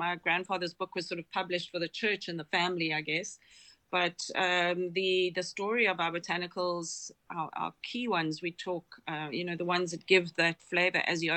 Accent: South Africa; I'm South African

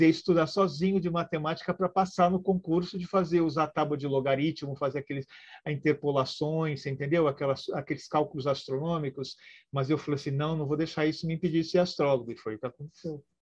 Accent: Rio de Janeiro, Brazil; born there; also born or lived in Porto Alegre / São Paulo; eu nasci no Rio de Janeiro, depois me mudei para Porto Alegre, estou aqui no interior de São Paulo.

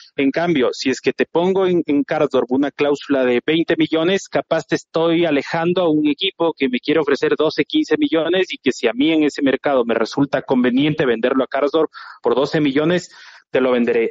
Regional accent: Ecuador; yo soy ecuatoriano

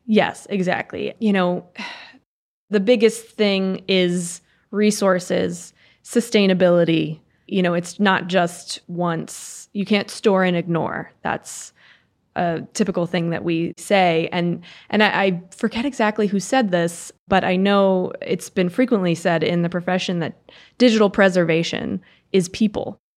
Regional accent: Reisterstown, Maryland, United States; also born or lived in Los Angeles; I grew up in Reister's Town

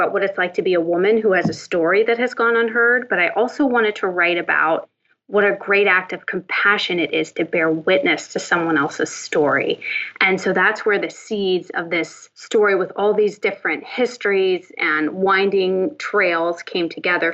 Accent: Northern Appalachia, United States; I grew up in Northern Appalachia

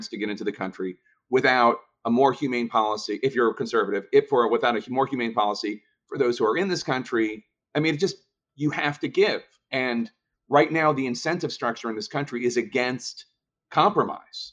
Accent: Philadelphia, Pennsylvania, United States; in Philadelphia, my hometown

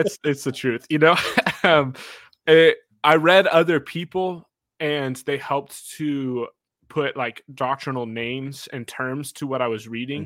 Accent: Kansas, United States; Elijah and I grew up together in Kansas.

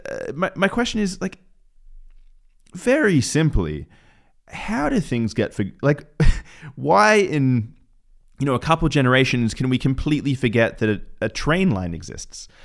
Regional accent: Newcastle, New South Wales, Australia; moved away; I spent some time growing up in Newcastle, Australia

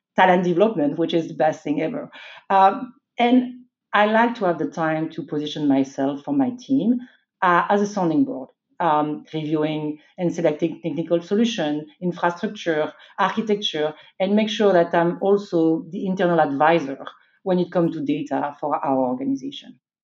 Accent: France; moved away as an adult; also born or lived in Belgium; I was born and raised in France.

